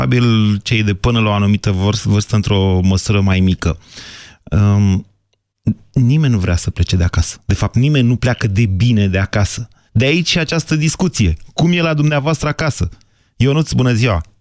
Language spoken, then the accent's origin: Romanian; Drobeta-Turnu Severin, Mehedinți County, Romania; now in Bucharest, Romania; cum sunt și eu din Severin, dar trăim în București amândoi.